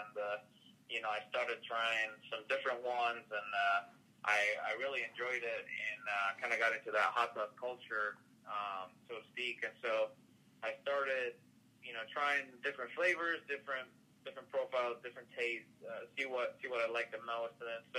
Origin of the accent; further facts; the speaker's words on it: Madrid, Community of Madrid, Spain; now in United States; No, actually, I'm originally from Madrid, Spain. So I'm coming all the way across the big pond, so to speak.